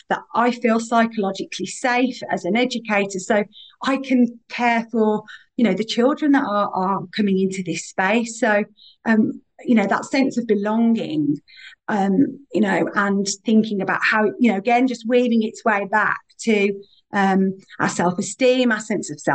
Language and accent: English; Birmingham, West Midlands, United Kingdom; accent: Birmingham; I am really proud to be from Birmingham